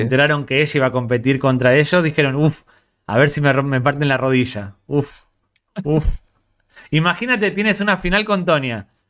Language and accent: Spanish; Ourense, Galicia, Spain; Soy de Ourense